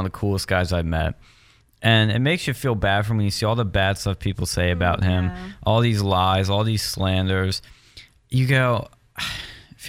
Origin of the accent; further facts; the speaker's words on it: West Chester, Pennsylvania, United States; I'm from Westchester, PA